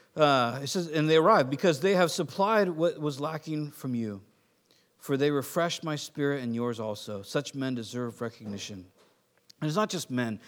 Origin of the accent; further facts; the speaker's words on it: United States; I'm American